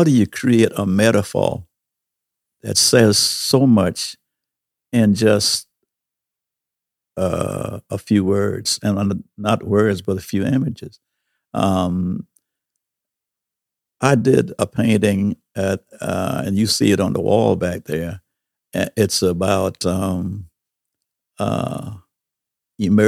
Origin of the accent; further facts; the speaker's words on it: St. Stephen, South Carolina, United States; I worked at a theater. I was a projectionist, one of the first black projectionists in this little town of St. Stephens.